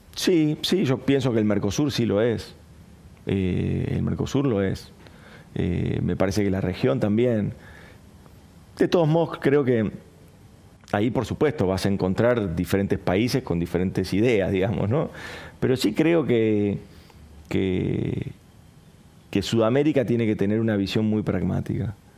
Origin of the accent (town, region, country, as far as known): Argentina